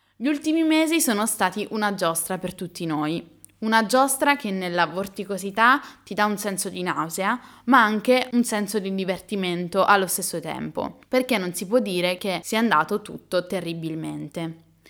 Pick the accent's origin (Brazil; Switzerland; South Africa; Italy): Italy; Pineto, Abruzzo; moved away as an adult; also born or lived in Milan; Pineto, il mio paese d'origine